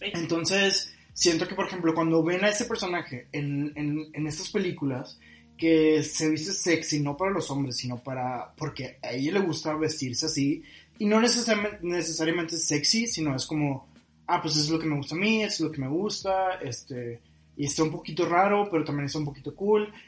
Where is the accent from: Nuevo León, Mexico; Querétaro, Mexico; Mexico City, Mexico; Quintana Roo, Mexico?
Nuevo León, Mexico; Monterrey; nuestra personalidad como regios